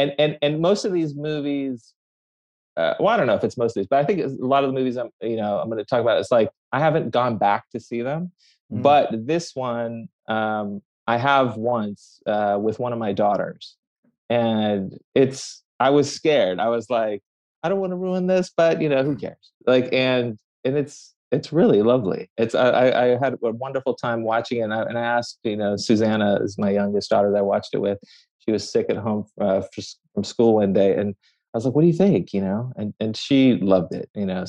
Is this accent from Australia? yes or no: no; Tehran, Tehran Province, Iran; born there; So, I mean, look, I was born in Tehran, Iran.